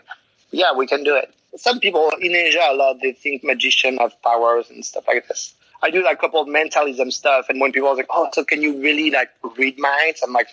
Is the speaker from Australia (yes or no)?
no; France; I'm from France